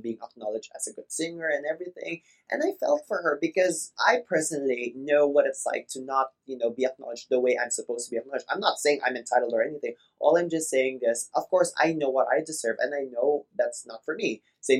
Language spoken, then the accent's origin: English; Philippines; We grew up both in the Philippines.